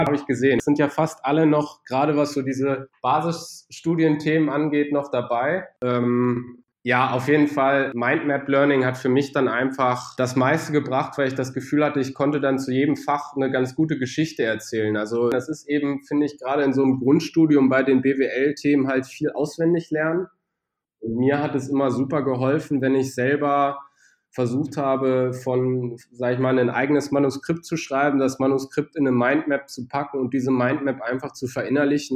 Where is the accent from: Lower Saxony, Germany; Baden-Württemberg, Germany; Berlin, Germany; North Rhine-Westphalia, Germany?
Lower Saxony, Germany; Braunschweig; moved away as an adult; also born or lived in Bad Homburg / Düsseldorf; Braunschweig auch meine Heimatstadt ist